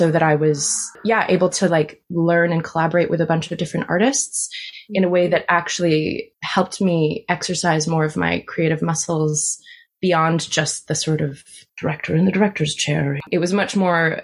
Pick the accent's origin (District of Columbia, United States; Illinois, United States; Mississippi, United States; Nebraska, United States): District of Columbia, United States; Washington; moved away as an adult; now in United Kingdom; So I went back to DC where I'm from